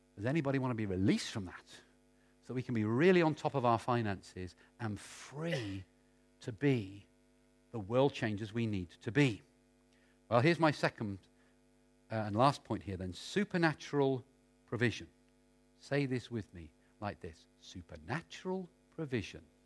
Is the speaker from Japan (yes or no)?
no; United Kingdom; being British